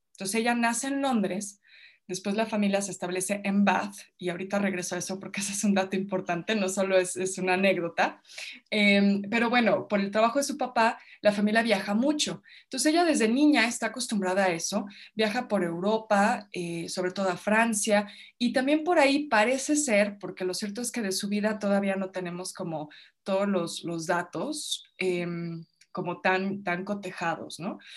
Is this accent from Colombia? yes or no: no; Mexico; yo crecí en su casa, o sea, yo vivía en su casa, iba a una escuela británica aquí en México